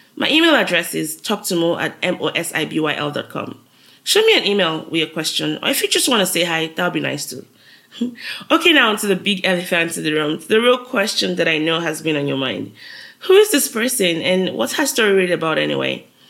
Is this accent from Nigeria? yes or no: yes; Nigeria; moved away as an adult; now in United States; I'm a Nigerian living in the US. I moved to the US since 2011 for grad school